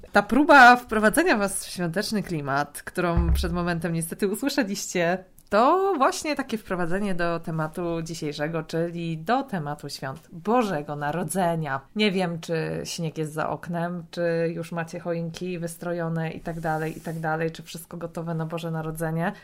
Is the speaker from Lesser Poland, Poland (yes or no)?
no; Greater Poland, Poland; Ja jestem z Wielkopolski